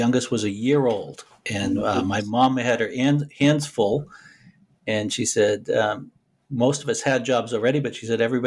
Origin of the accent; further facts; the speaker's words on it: Boston, Massachusetts, United States; I was born and raised in Boston, went to school in Boston